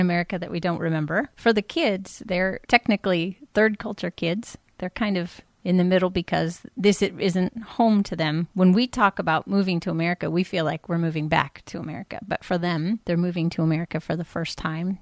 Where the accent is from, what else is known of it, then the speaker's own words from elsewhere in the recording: Stockton, California, United States; moved away as an adult; also born or lived in Japan / Indonesia; I grew up in California